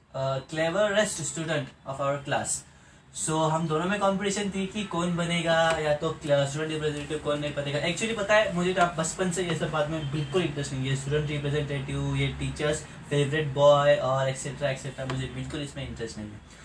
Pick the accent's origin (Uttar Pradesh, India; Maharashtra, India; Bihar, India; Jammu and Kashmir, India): Maharashtra, India; Pune; मैं पुणे महाराष्ट्र इंडिया से हूँ